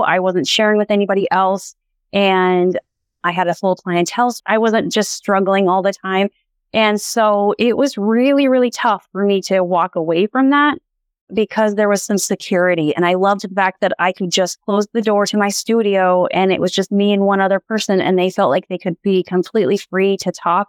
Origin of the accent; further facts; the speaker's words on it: Montana, United States; So, born and raised in Montana. I'm a fifth generation Montanan.